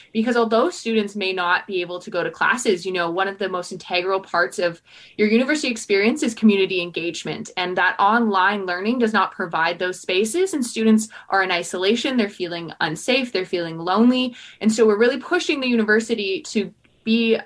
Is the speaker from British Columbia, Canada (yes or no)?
yes; Fort St. John, British Columbia, Canada; I'm from Fort St. John, BC, uh, which is like 12 and a half hours north of Kelowna.